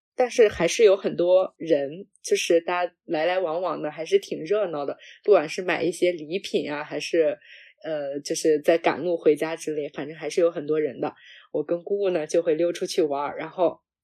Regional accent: Henan, China; 中原大省，好吗？河南人

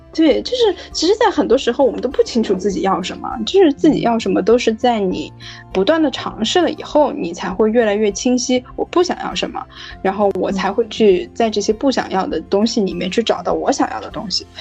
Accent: Guiyang, Guizhou, China; moved away as an adult; now in Beijing, China; 我上大学以后就没有在贵阳了。然后所以我就觉得这个地方，虽然它是我的家乡

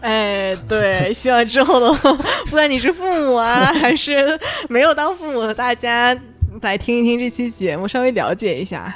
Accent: Northeast China, China; accent: Northeastern (Dongbei); 用我们东北话说

